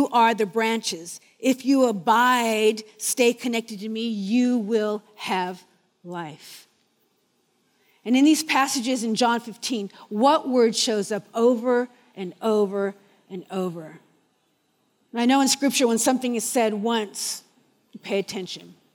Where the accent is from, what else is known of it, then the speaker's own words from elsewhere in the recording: Orange County, California, United States; now in New Zealand; I'm from Orange County, California.